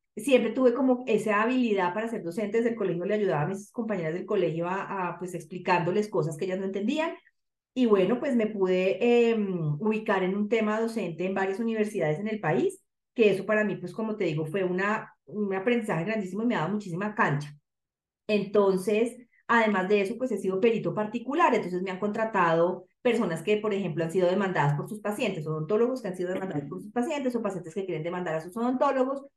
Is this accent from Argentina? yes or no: no; Bogotá, Colombia; soy bogotana